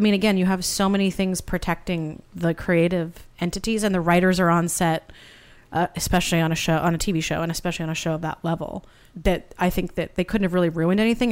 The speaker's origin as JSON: {"language": "English", "town": "Santa Barbara", "region": "California", "country": "United States", "tie": "born or raised there", "also_born_or_lived": "Boston", "moved": "as an adult", "lives_now": "Los Angeles, United States", "said": "I'm originally from Santa Barbara"}